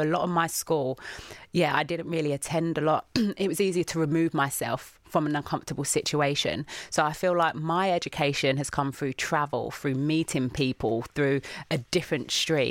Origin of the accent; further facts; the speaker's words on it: London, United Kingdom; going back to that person growing up in the East End